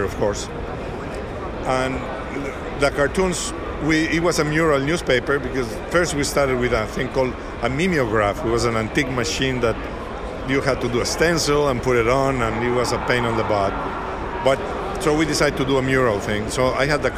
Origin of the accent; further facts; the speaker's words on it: Mexico; born or raised there; first language Spanish; English is a second language; moved away as an adult; now in United States